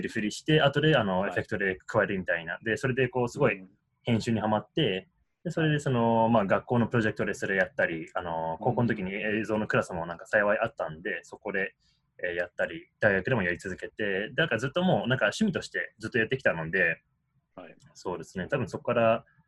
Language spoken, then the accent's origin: Japanese; Washington, District of Columbia, United States; also born or lived in Tokyo, Japan; 東京で生まれて、で、10歳の頃から、うん、えー、DC